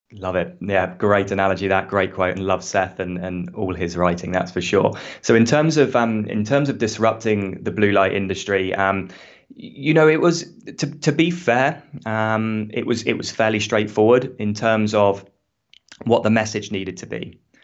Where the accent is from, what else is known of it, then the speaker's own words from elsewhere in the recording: United Kingdom; accent: British; now in Australia; as you can hear from my accent, I'm British